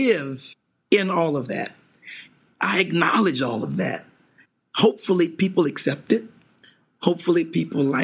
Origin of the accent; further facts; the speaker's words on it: Louisiana, United States; being from Louisiana, we are known for our left hands as far as piano players are concerned